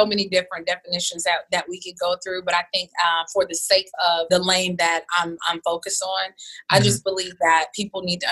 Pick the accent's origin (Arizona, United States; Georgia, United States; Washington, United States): Georgia, United States; Atlanta; moved away as an adult; also born or lived in Houston, Texas; I'm from Atlanta